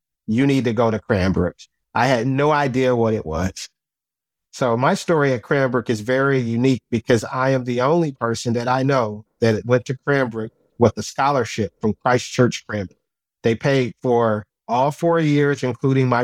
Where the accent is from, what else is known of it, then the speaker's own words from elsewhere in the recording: Detroit, Michigan, United States; now in Charlotte, United States; I grew up in the Detroit area